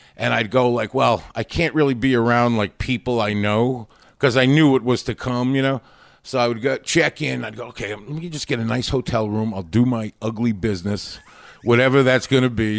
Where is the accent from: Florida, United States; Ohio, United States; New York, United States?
New York, United States; Long Island; also born or lived in Queens, New York; I mostly grew up in Long Island